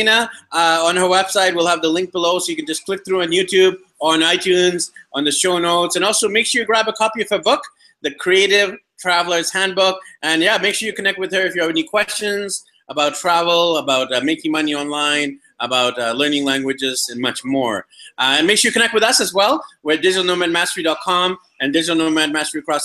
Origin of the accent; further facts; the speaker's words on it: Canada; now in Colombia; I'm from Canada originally